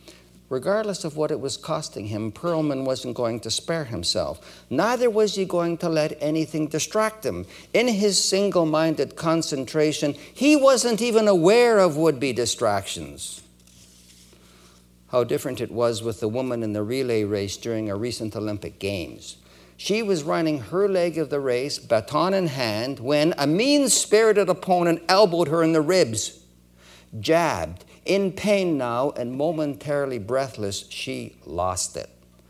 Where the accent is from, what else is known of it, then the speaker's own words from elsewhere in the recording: Edmonton, Alberta, Canada; born there; also born or lived in Winnipeg / Toronto; My family left Winnipeg in 1950. Many of you are aware that I was born in Edmonton. We moved to Winnipeg in 1949.